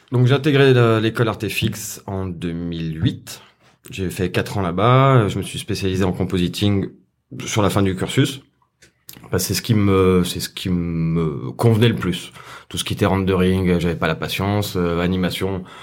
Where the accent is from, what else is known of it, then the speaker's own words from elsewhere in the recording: Saint-Étienne, Auvergne-Rhône-Alpes, France; moved away as an adult; also born or lived in South of France; je viens de Saint-Etienne.